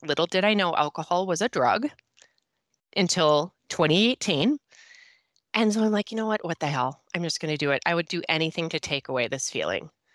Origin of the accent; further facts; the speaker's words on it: Minnesota, United States; accent: Minnesota; I am a sober coach and mom of two who lives in northern Minnesota, and I, if you can just tell my accent right there, Minnesota, you'll know where I come from